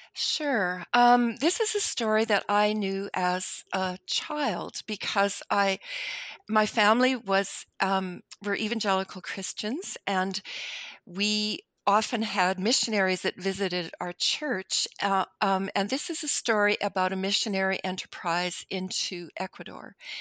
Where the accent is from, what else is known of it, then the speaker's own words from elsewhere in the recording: Winnipeg, Manitoba, Canada; I'm Canadian. I've lived in Canada all my life. I live, y, y, you know, if you put a pin in the geographical center of North America, that's pretty much my city of Winnipeg.